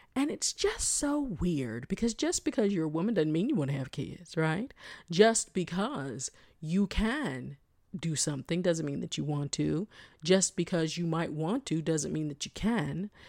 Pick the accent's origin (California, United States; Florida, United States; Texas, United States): Florida, United States; South; I'm from South Florida